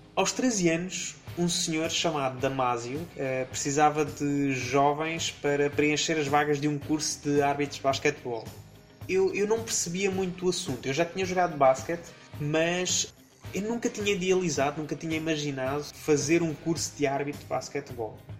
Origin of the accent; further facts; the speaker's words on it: Leiria, Centro, Portugal; Eu nasci em Leiria, uma cidade no centro-oeste de Portugal, a 2 de janeiro de 1987